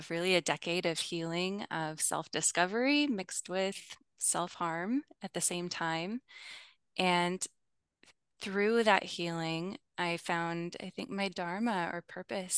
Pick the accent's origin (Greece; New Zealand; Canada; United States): United States; Midwest; I grew up in the Midwest in the U.S., which is where I live now as well